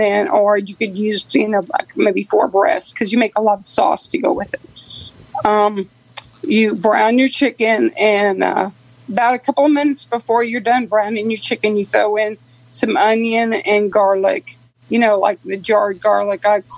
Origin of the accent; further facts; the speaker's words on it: Metairie, Louisiana, United States; I'm actually from Metairie, Louisiana, which is like a suburb of New Orleans.